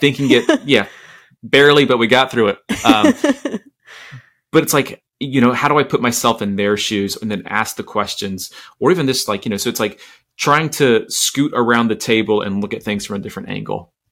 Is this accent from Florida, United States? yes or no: yes; Orlando, Florida, United States; I grew up in Orlando in the 90s